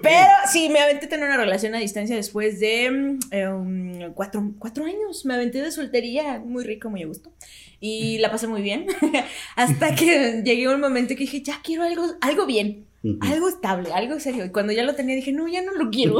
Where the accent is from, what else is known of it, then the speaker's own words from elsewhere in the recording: Mexico; nosotros como cultura mexicana crecimos y nos educamos a través de la televisión y las novelas